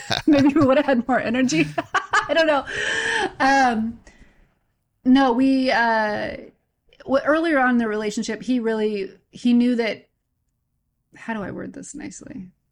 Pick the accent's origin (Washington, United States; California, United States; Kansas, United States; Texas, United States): California, United States; Santa Maria; also born or lived in Fresno, California; Santa Maria, California